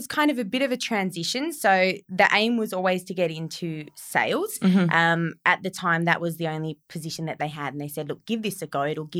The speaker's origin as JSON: {"language": "English", "town": "Bruny Island", "region": "Tasmania", "country": "Australia", "tie": "born or raised there", "said": "for my early childhood years, I grew up on Bruny Island, which is in the very southern end of Tasmania."}